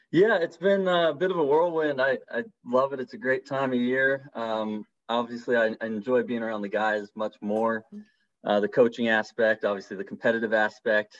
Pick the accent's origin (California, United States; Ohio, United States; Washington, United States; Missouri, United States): Washington, United States; Seattle; moved away; I'm from Seattle, Washington originally